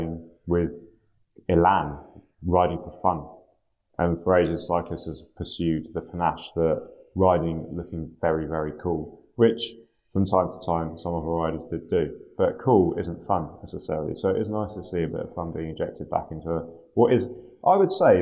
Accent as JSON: {"language": "English", "town": "Portsmouth", "region": "South East England", "country": "United Kingdom", "tie": "born or raised there", "said": "I grew up in Portsmouth"}